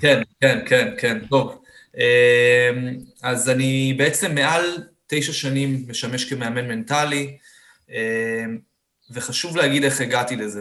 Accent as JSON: {"language": "Hebrew", "town": "Beersheba", "region": "Southern District", "country": "Israel", "tie": "born or raised there", "said": "אני באר שבעי במקור"}